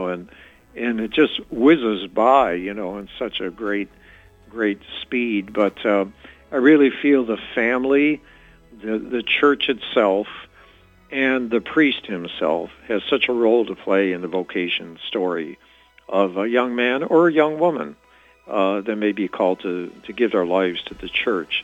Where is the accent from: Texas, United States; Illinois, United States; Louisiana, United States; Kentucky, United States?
Illinois, United States; Chicago; the family I grew up in the Chicago area, Chicago's a very Catholic city